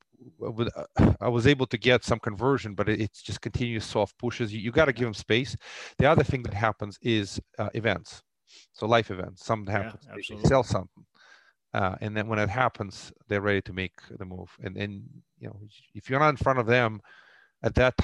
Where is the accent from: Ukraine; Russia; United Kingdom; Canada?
Russia; moved away; Originally, I grew up in the former Soviet Union.